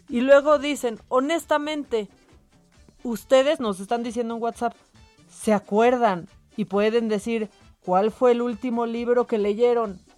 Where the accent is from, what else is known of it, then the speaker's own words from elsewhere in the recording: Monterrey, Nuevo León, Mexico; pero bueno … de Monterrey, Nuevo León.